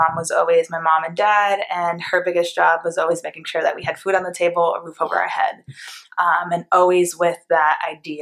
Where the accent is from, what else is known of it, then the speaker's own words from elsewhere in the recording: Port Chester, New York, United States; moved away as an adult; also born or lived in Greenwich, Connecticut; now in San Francisco Bay Area, United States; I was born in New York, Port Chester, New York, and right over the border in Greenwich, Connecticut, one of the wealthiest cities, towns on the East Coast where billionaires live. I got to go to that public school